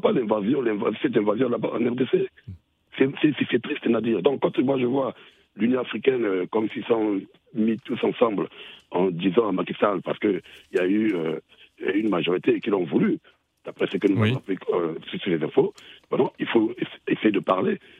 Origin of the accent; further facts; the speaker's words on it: Brazzaville, Republic of the Congo; je suis congolais de Brazzaville